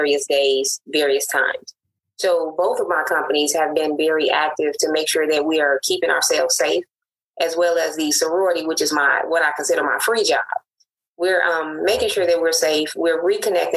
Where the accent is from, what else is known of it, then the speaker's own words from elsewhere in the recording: Chicago, Illinois, United States; moved away as an adult; also born or lived in Jackson, Tennessee; I am originally from Chicago, born and bred